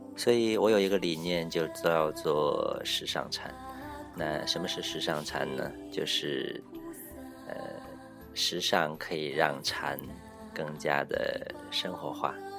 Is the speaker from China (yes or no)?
yes; Northeast China, China; moved away; 我是东北人